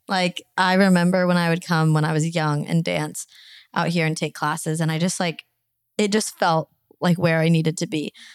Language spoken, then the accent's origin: English; Arizona, United States; moved away as an adult; now in Los Angeles, United States; And I moved from Arizona, which is like where I was born and raised mm-hmm. for 24 years. And then to move